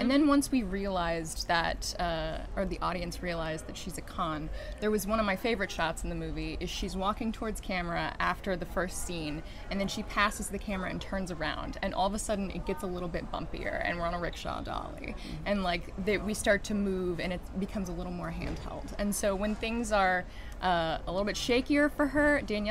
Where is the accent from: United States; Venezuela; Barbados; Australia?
United States; Kentucky; moved away; We are both from Kentucky originally